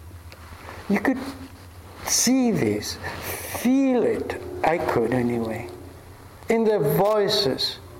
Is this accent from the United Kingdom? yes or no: no; Argentina; I grew up in Argentina in such a culture